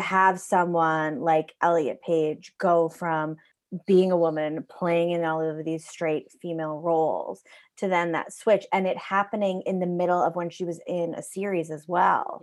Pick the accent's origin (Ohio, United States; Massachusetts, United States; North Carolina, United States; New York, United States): New York, United States; I am American, and so I, I was in kindergarten in, in, you know, New York State